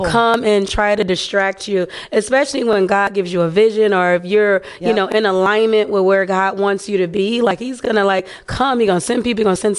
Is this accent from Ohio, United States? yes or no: yes; Cincinnati, Ohio, United States; now in Los Angeles, United States; I'm from Cincinnati originally.